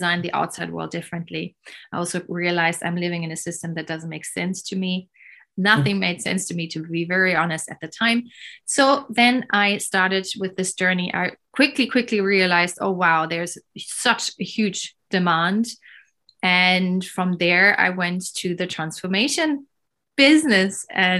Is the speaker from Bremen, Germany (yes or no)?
no; Berlin, Germany; I was born in Berlin in the 80s, early 80s.